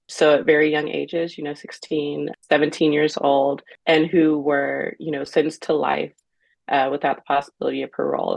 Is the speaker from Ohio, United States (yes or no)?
yes; Cincinnati, Ohio, United States; I'm from Cincinnati, Ohio, born and raised